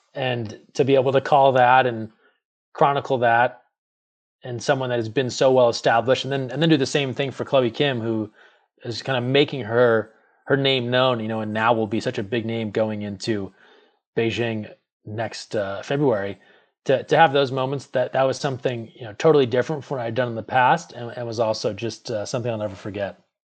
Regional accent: Northeast, United States; growing up in the Northeast

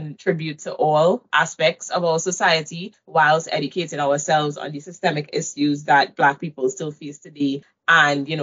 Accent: Trinidad & Tobago; moved away as an adult; also born or lived in Waterloo, Canada; now in Canada; I moved from Trinidad to Canada to attend U Waterloo

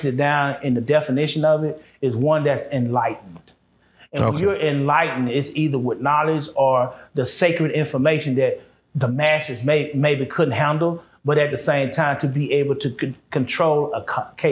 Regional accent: United States; I grew up in this diaspora of America, which is the Western society. We grew up over here.

